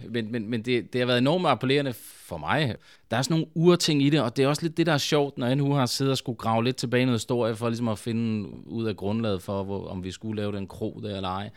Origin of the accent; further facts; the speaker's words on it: Svendborg, Southern Denmark, Denmark; jeg kommer fra Svendborg oprindeligt